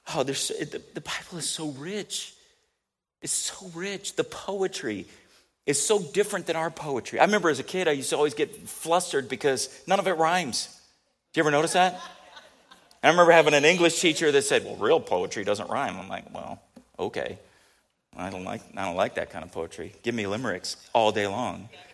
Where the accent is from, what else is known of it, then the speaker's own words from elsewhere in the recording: San Diego, California, United States; moved away; also born or lived in Kansas City; I did grow up a lot in San Diego, but not all, right?